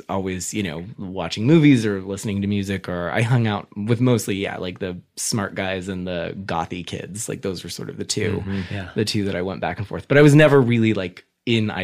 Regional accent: Covina, California, United States; also born or lived in Hollywood, Los Angeles / New York; I was raised out in the San Gabriel Valley, in this little town called Covina.

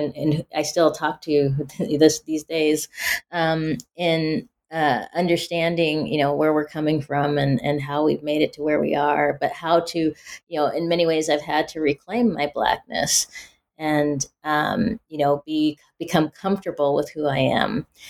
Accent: Pacific Northwest, United States; You know, growing up in the Pacific Northwest, people assume when you're Black, oh, you grew up in the South or in the inner city or you're urban.

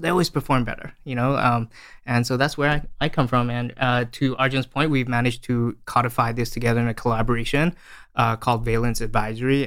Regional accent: Australia; moved away as an adult; also born or lived in Malaysia; now in San Francisco, United States; I was born in Malaysia and I uh, grew up in Australia.

